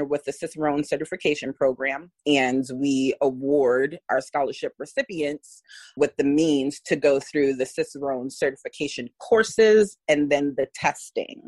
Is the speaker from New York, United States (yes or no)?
yes; New York City, New York, United States; moved away as an adult; now in St. Petersburg, United States; we were born and raised in the Bronx.